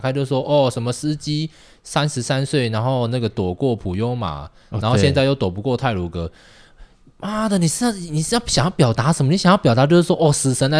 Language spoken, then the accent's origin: Chinese; Tainan, Taiwan; 我外婆家苗栗嘛，我台南人，